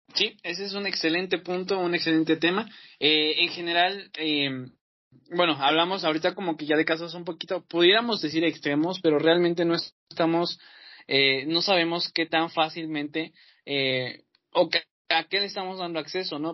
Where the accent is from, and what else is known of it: Mexico